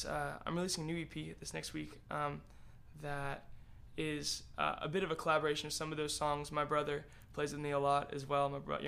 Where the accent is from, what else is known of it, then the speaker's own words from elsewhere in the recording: Florida, United States; also born or lived in Hawaii / Pensacola; now in Nashville, United States; Yeah, kind of grown up all over the place. I was born in Hawaii, mostly grown up in Florida.